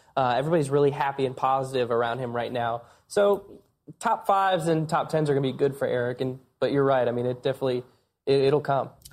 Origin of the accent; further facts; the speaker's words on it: Iowa, United States; I'm a short track guy from the Midwest. I grew up in Iowa